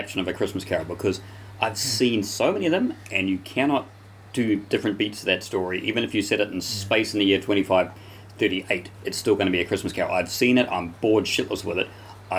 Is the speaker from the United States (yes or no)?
no; Australia; I'm Australian